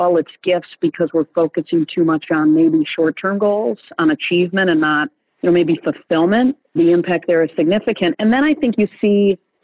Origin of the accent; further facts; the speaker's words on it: East Lansing, Michigan, United States; moved away as an adult; now in Atlanta, United States; I grew up in East Lansing, Michigan, with twin brothers